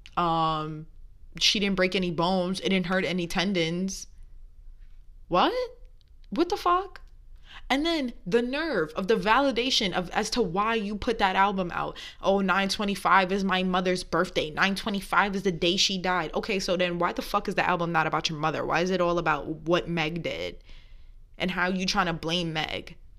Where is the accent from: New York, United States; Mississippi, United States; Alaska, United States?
New York, United States; moved away; growing up in New York is a different take